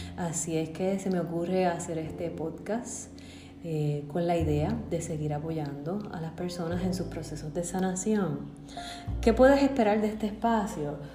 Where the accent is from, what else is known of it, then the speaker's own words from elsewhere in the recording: Bayamón, Puerto Rico; also born or lived in Massachusetts; yo nací en Bayamón, Puerto Rico. Muy feliz de ser puertorriqueña y vivir aquí.